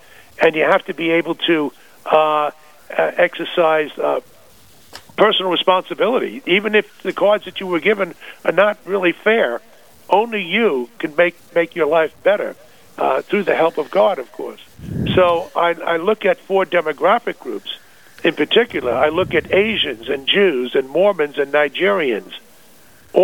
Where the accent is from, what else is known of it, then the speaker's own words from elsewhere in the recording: Long Island, New York, United States; also born or lived in Northern California; I was born in New York City and raised there in Long Island